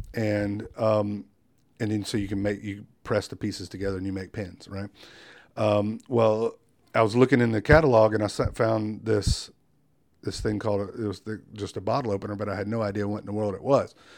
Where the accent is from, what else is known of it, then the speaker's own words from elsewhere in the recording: Wilmington, North Carolina, United States; I'm born and raised in Wilmington